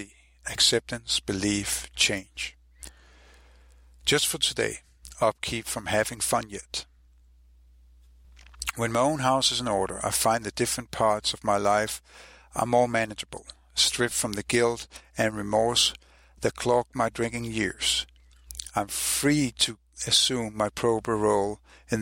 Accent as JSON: {"language": "English", "town": "Copenhagen", "region": "Capital Region of Denmark", "country": "Denmark", "said": "I'm from Copenhagen, Denmark"}